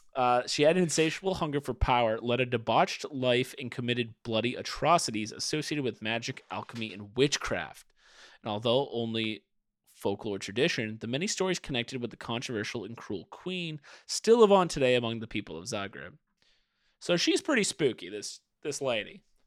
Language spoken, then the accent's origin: English; United States; I grew up in America